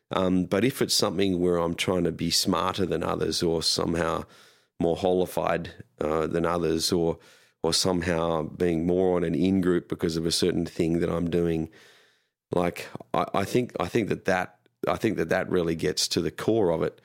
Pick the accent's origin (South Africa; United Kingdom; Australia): Australia; moved away; being Australian growing up